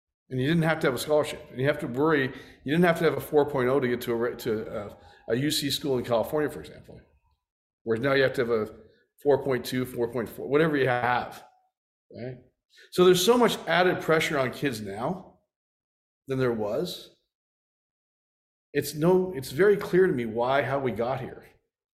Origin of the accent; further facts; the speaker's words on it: Canada; I grew up in Canada